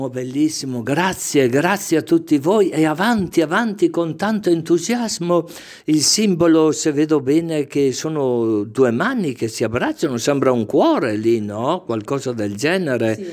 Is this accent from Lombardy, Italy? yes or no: yes; Pisogne, Lombardy, Italy; moved away as an adult; now in Capriolo, Italy; Io sono originaria di Pisogne. Pisogne, sul lago.